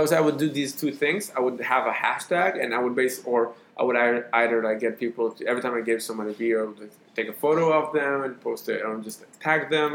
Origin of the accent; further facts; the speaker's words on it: Israel; accent: Israeli; my Israeli accent